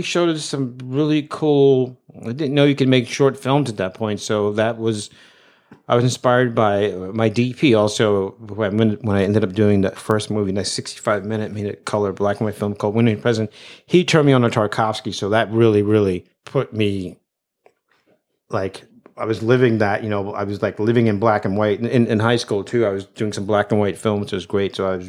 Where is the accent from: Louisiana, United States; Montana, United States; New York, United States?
New York, United States; Brooklyn; I grew up in Brooklyn, still live there, from there.